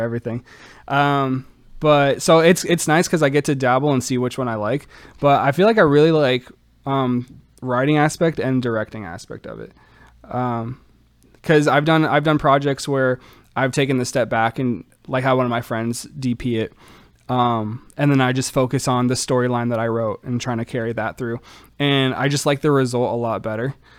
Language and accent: English; Orlando, Florida, United States; moved away as an adult; now in Kenosha, United States; Born and raised in Orlando, Florida